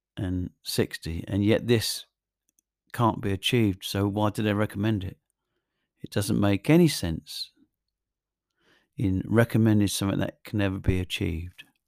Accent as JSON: {"language": "English", "region": "England", "country": "United Kingdom", "said": "I'm English"}